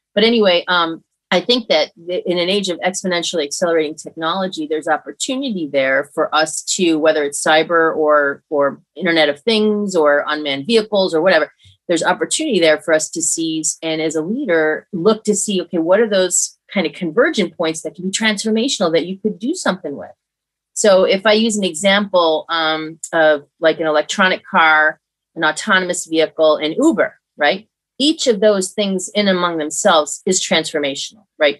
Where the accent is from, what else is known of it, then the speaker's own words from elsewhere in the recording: Hamburg, New York, United States; I grew up in upstate New York in a town outside of Buffalo called Hamburg